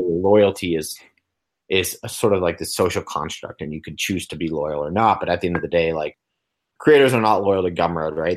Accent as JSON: {"language": "English", "area": "Long Island", "region": "New York", "country": "United States", "tie": "born or raised there", "also_born_or_lived": "Los Angeles", "said": "I was born in New York on Long Island"}